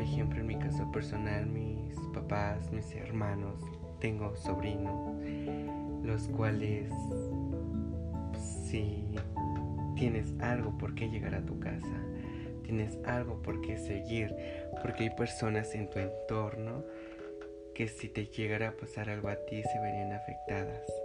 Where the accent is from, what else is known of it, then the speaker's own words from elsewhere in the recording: Mexico City, Mexico; yo soy de la Ciudad de México